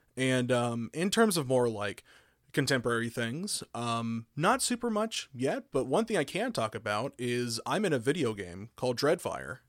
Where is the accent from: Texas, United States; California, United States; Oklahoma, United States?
Oklahoma, United States; I grew up in Oklahoma